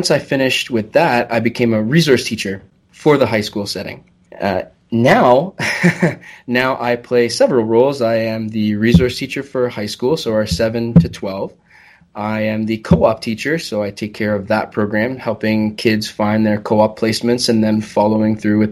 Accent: Chatham, Ontario, Canada; also born or lived in Ottawa, Canada / Owen Sound, Canada; I'm originally from Chatham, Kent. I grew up in a very small town, maybe about 5,000-6,000 people.

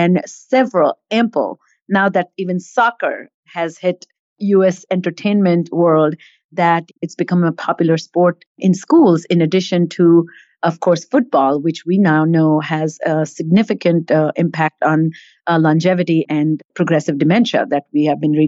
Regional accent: Mumbai, Maharashtra, India; also born or lived in Boston; now in Atlanta, United States; I grew up in India

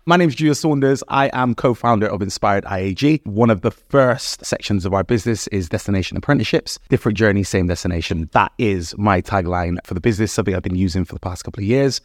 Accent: Bristol, South West England, United Kingdom; also born or lived in Gloucester; I grew up predominantly in Bristol, but I did move around

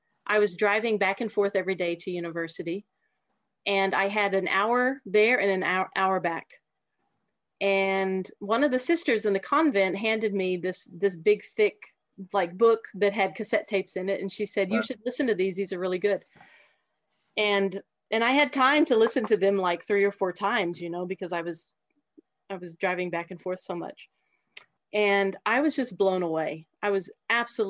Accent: Texas, United States; moved away as an adult; also born or lived in Austria; now in Hainburg an der Donau, Austria; So I come originally from Texas. I was born and raised in Texas

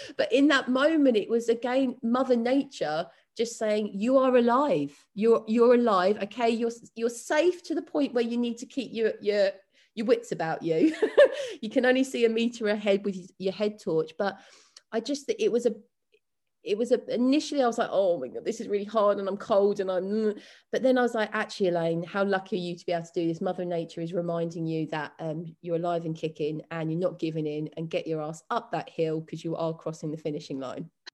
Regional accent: London, United Kingdom; also born or lived in Windsor; now in Cornwall, United Kingdom; I'm from West London originally to then go and live in, in Windsor for fourteen years

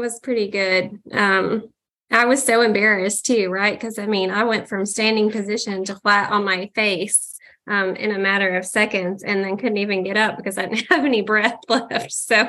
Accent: Fayetteville, Arkansas, United States; now in Westville, United States; I grew up in Fayetteville, Arkansas, which is not, I mean, it's not a Dallas by any means, but definitely not country.

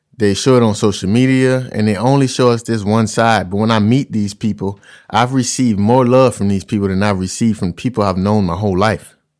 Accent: Louisiana, United States; I'm from Louisiana and we cook a certain way. So traveling the world, food is kinda difficult for me because I've ate this way my whole life

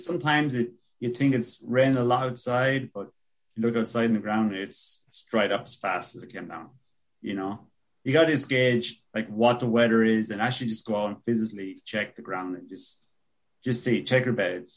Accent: Ireland; also born or lived in Oregon; now in Buffalo, United States; growing up in Ireland, there was always this hazy, just constant hazy rain

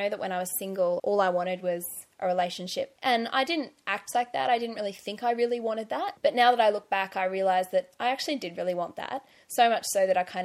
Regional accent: Gold Coast, Queensland, Australia; moved away as an adult; also born or lived in Brisbane; I was born in Brisbane into a Christian family, which is amazing and such a blessing from God. We moved down to the Gold Coast when I was in grade 2 because Dad got called to pastor a church down there. So I kind of grew up there.

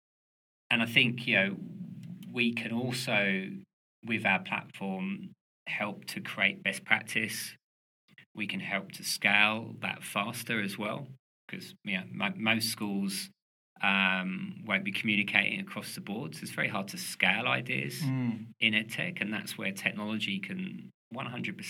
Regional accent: London, United Kingdom; moved away; I'm originally from London

